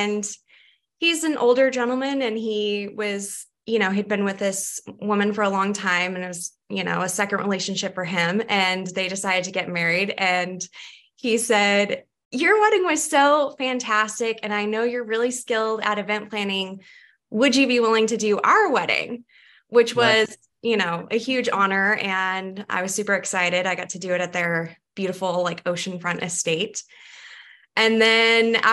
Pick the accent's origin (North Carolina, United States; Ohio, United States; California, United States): California, United States; Redding; moved away as an adult; also born or lived in Santa Barbara, California; now in Boise, United States; I'm from Northern California, cool. The Redding area specifically